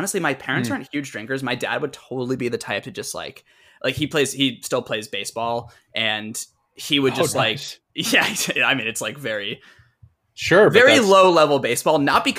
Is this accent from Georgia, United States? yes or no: no; Boston, Massachusetts, United States; I'm from Boston.